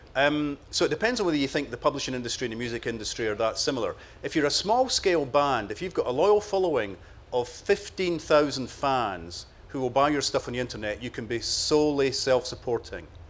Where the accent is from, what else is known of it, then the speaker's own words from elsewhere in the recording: Cardenden, Scotland, United Kingdom; my hometown